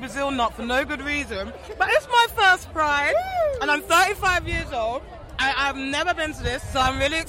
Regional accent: London, United Kingdom; and especially growing up in London, in the Nigerian-Jamaican culture

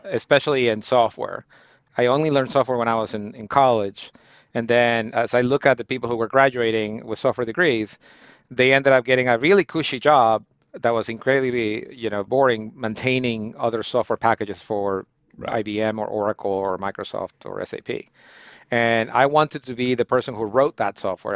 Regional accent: Guayaquil, Guayas, Ecuador; moved away as an adult; now in United States; I'm from uh, Guayaquil, Ecuador. It's uh, it's it's a portal town

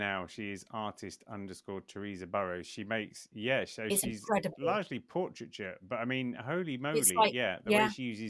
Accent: Bedfordshire, East of England, United Kingdom; I grew up in Bedfordshire

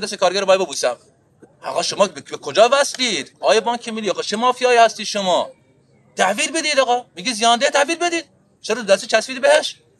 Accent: Khuzestan, Iran; ما خوزستانی هستیم

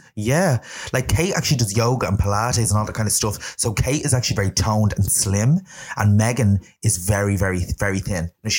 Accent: Ireland; we're Irish

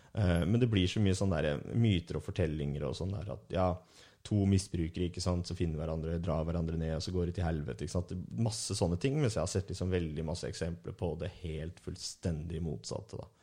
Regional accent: Ski, Akershus, Norway; i Ski, så sånn der jeg er fra

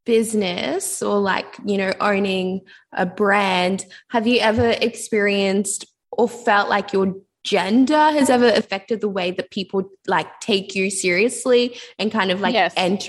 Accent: Liberia; I'm originally from Liberia

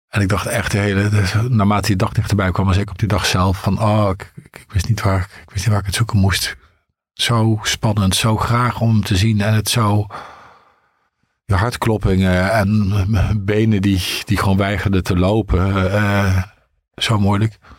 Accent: eastern Netherlands, Netherlands; moved away; in mijn geboortestad weer aan het oosten van het land.

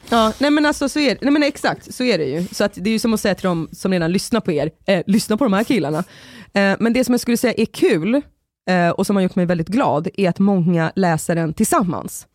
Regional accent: Sorunda, Stockholm County, Sweden; i Sorunda på min gata där jag växte upp

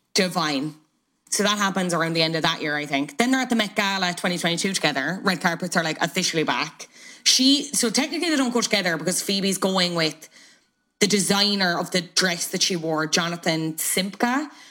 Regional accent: Ireland; two Irish people

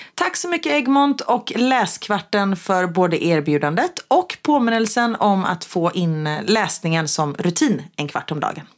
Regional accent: Gothenburg, Västra Götaland, Sweden

